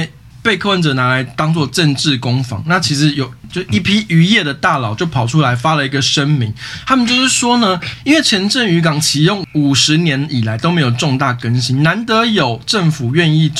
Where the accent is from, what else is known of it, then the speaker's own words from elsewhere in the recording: Taipei, Taiwan; 身为一个老台北人